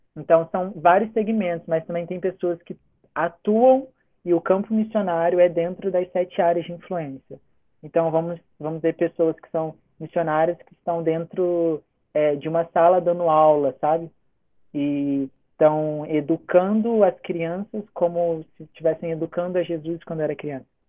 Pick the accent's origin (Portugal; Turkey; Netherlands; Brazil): Brazil; Itatiaia, Rio de Janeiro; moved away as an adult; now in Macaé, Brazil; sou natural de Itatiaia, interiorzinho aqui do Rio.